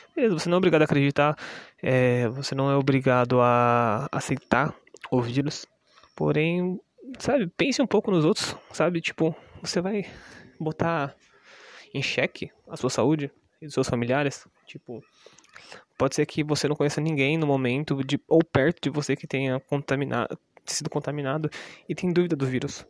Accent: Brazil; eu sou brasileiro

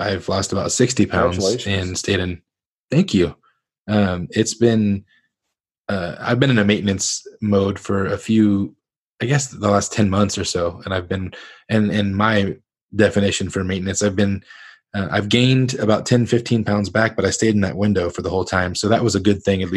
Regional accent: Northern Ohio, United States; I grew up in Northern Ohio, but family from Southern Kentucky

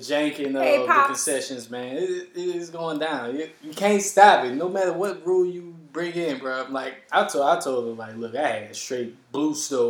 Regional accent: United States; like us Americans.

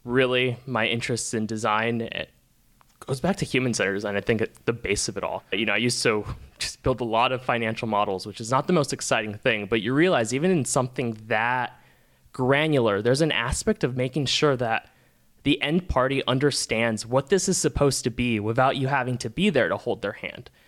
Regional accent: Peru; moved away; I'm originally from Peru

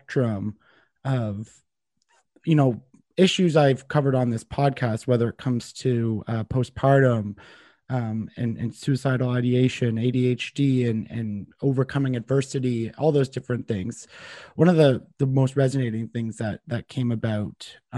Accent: Canada; as a Canadian

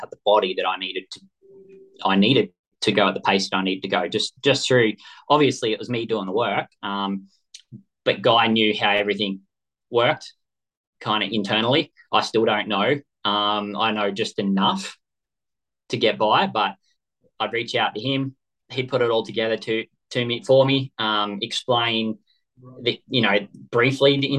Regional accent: Kyogle, New South Wales, Australia; just a kid from Kyogle, you just it's not the, just a farm kid.

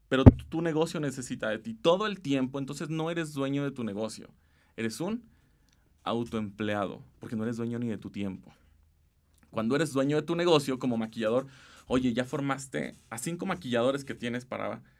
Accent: Mexico

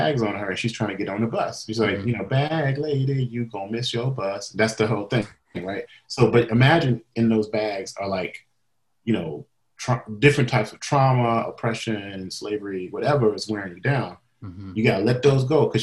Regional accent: Mississippi, United States; I grew up in Mississippi

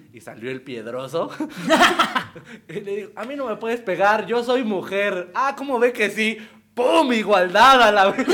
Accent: Ecatepec de Morelos, State of Mexico, Mexico; crecí en un tiempo en Ecatepec de Morelos

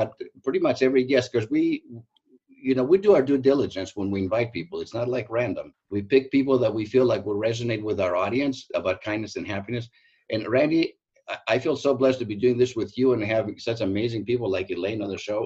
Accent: Greece; now in United States; I'm Greek. I was born and raised in Greece.

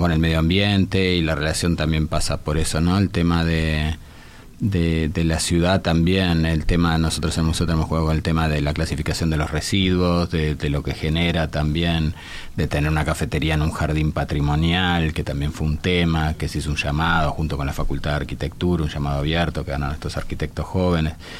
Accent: Italian Hospital, Montevideo, Uruguay; el hospital italiano donde yo nací

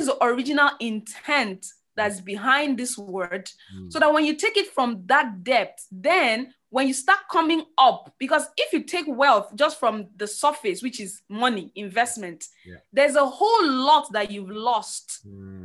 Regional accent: Nigeria; I grew up in Nigeria.

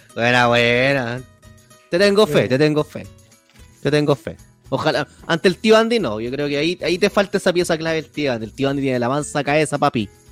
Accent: Chile; soy bien chileno

